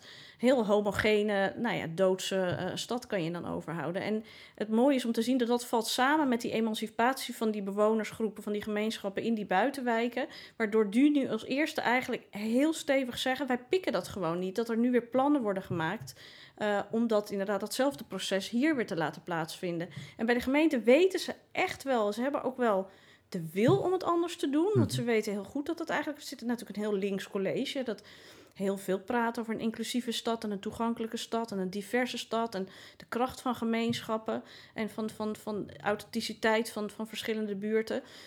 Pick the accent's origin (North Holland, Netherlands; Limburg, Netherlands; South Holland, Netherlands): North Holland, Netherlands; Amsterdam; als Amsterdammer